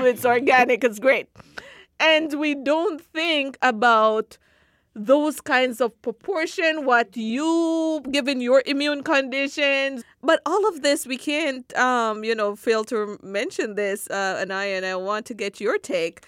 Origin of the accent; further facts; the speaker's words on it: Jamaica; moved away; growing up in Jamaica and having to live in such close proximity with the environment